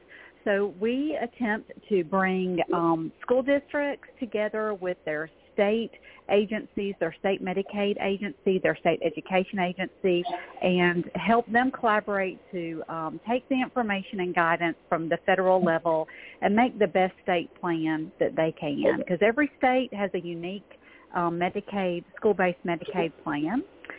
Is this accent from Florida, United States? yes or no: no; Georgia, United States; I'm from Georgia.